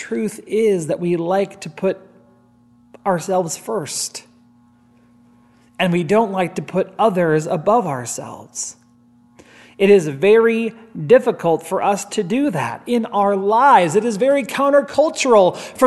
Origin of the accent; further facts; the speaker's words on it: Gregory, South Dakota, United States; moved away; the Christian radio station in my hometown of Gregory, South Dakota